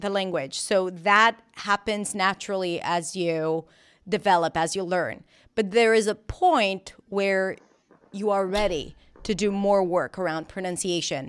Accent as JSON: {"language": "English", "country": "Israel", "tie": "born or raised there", "also_born_or_lived": "New York", "accent": "Israeli", "second_language": "English", "moved": "as an adult", "said": "I was born and raised in Israel"}